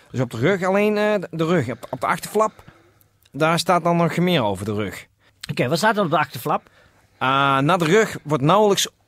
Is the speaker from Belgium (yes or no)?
no; Helsingborg, Skåne, Sweden; Dutch is a second language; moved away as an adult; now in Netherlands; Ik kom uit Zweden.